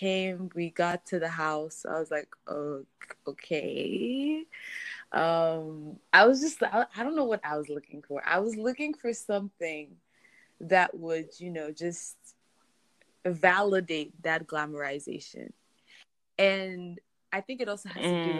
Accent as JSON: {"language": "English", "country": "Nigeria", "tie": "born or raised there", "moved": "as an adult", "lives_now": "Maryland, United States", "said": "I live in Maryland, USA, but I grew up in Nigeria, Puthakot, with Shalom"}